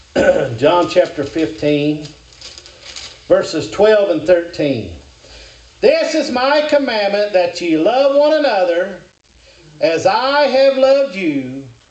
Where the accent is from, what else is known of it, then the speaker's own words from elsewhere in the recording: Kentucky, United States; I'm from Kentucky